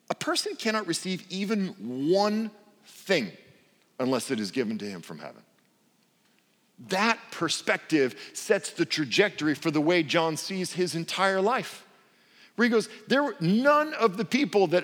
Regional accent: Portland, United States; I come from Portland and speak English poorly

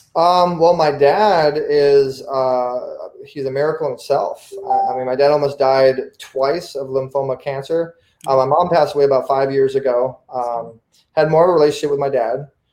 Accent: Orange County, California, United States; growing up in Orange County, California, Southern California

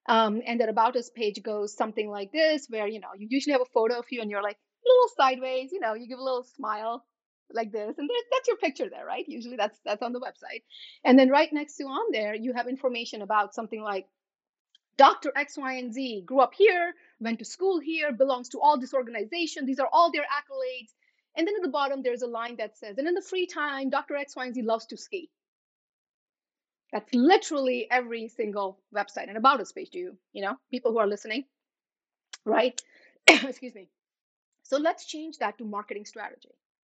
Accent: India; when I'm looking at my photos of me growing up in India, I am not smiling big or laughing loud.

